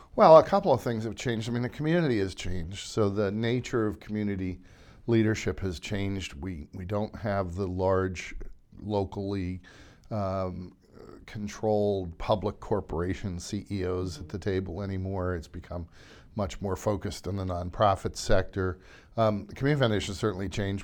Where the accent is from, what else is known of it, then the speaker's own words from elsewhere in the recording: Centre County, Pennsylvania, United States; moved away as an adult; now in Berks County, United States; my wife and I were both born and raised in Center County